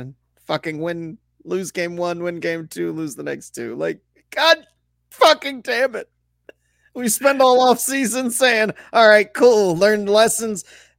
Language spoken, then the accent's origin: English; Toledo, Ohio, United States; I'm from Toledo